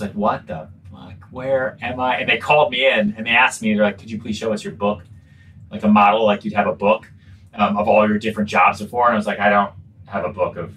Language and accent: English; outside Boston, North Shore, Massachusetts, United States; also born or lived in Texas / Long Island, New York; now in New York, United States; I was born in Texas. I grew up outside Boston. Really, I lived on Long Island for a little bit, but really kind of my formative years. So, you know, junior high, high school was outside Boston on the North Shore